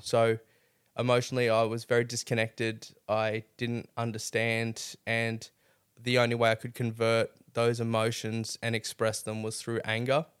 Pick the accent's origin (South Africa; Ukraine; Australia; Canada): Australia; Mackay, Queensland; now in Rockhampton, Australia; I grew up in Mackay